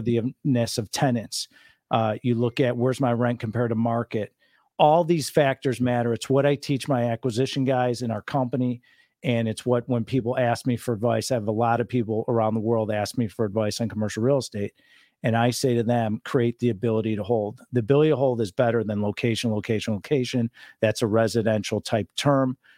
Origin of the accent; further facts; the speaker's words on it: Chicago, Illinois, United States; now in Laguna Beach, United States; I am born and raised in Chicago